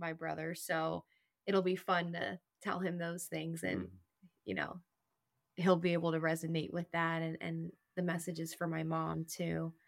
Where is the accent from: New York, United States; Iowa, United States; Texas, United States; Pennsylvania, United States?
Pennsylvania, United States; Reading; I'm from Reading, Pennsylvania